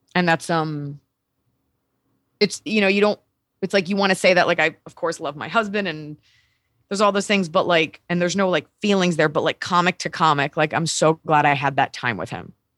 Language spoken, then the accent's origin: English; Texas, United States; moved away; I grew up in Texas, and I love being a Texan